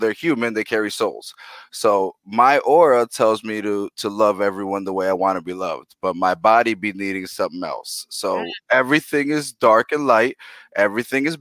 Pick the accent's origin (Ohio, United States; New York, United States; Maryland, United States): New York, United States; New York City; English is a second language; moved away; also born or lived in Milwaukee; I was born in the Boogie Down Bronx. That's where I'm from.